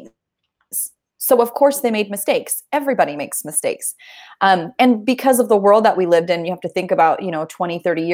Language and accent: English; Indonesia; now in Kansas City, United States; growing up in Indonesia